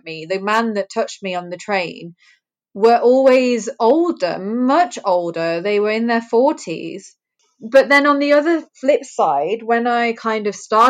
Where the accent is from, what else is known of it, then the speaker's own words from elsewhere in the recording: England, United Kingdom; born there; it kind of made me feel really lucky that I was born in England, because I think that there are some brilliant movements that we've had for women in this country.